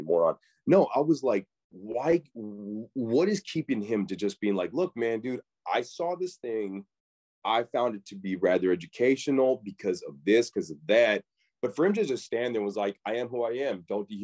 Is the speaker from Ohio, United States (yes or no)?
no; Mesa, Arizona, United States; now in Los Angeles, United States; I grew up in Mesa, Arizona